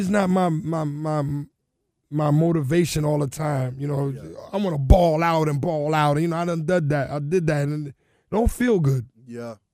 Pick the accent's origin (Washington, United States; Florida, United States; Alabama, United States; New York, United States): Florida, United States; Carol City; It was just about like I come from Carol City.